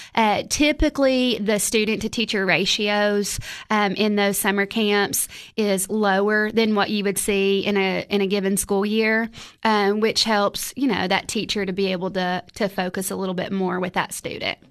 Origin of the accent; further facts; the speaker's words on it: Crossville, Tennessee, United States; moved away as an adult; also born or lived in Cookeville, Tennessee; born and raised in Crossville, Tennessee